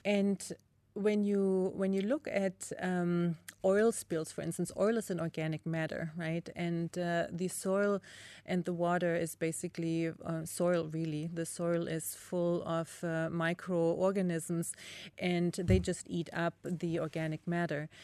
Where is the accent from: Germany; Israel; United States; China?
Germany; East Germany; growing up in East Germany, again, with limited resources, my parents grew a lot of food